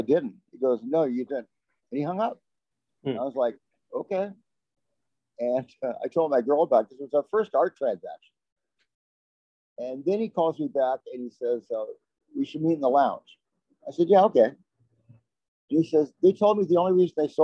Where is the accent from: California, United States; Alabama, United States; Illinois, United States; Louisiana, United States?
California, United States; Long Beach; also born or lived in Paris; I was born in Long Beach